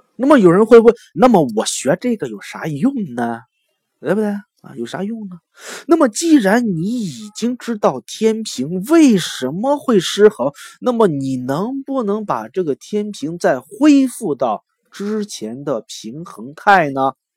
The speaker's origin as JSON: {"language": "Chinese", "country": "China", "said": "咱们都是中国人"}